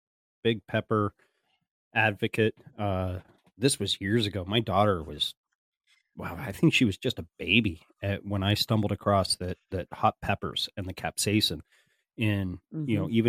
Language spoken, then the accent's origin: English; Pennsylvania, United States; I'm from Pennsylvania. And mm-hmm. out here in Pennsylvania, you know, you'd go to a high school football game or a street carnival or whatever